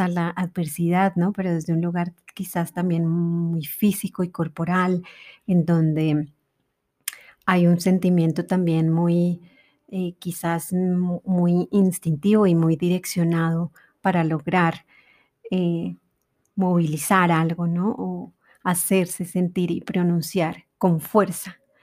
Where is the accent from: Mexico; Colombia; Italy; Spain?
Colombia